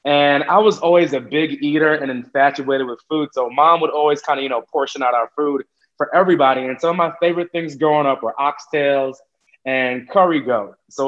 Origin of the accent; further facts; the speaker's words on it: United States; born there; My family, I am one of eight kids, and everybody except me was born in Jamaica. So I'm the American-born one, but my family is Jamaican.